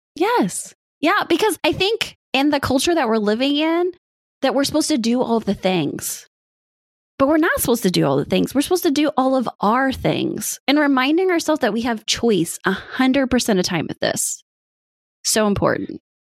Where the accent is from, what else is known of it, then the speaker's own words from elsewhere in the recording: Midwest, United States; now in Indiana, United States; I grew up in the Midwest. I am a good old farm girl.